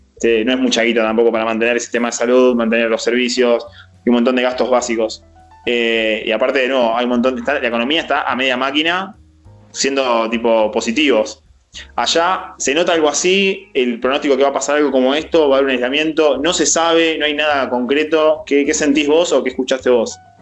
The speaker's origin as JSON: {"language": "Spanish", "country": "Argentina", "said": "Somos bizarros argentinos"}